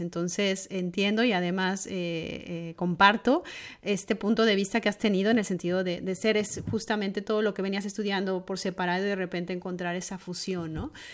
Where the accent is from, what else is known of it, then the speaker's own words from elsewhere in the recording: Mexico; mi tierra, la cocina mexicana